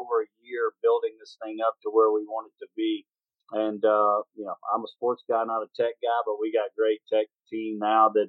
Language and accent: English; Shreveport, Louisiana, United States; moved away; my hometown, Shreveport, Louisiana.